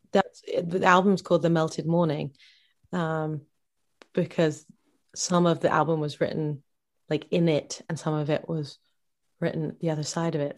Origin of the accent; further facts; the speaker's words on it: Bedford, East of England, United Kingdom; my hometown of Bedford, Bedfordshire.